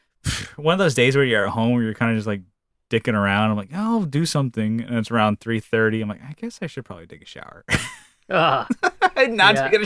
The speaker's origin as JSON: {"language": "English", "region": "California", "country": "United States", "said": "And I'm from Northern California."}